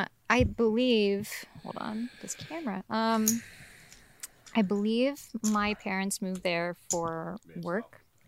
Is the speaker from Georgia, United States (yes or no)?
yes; Georgia, United States; also born or lived in Ventura, California / Costa Rica; now in Los Angeles, United States; I was born in Ventura, but I grew up in Georgia.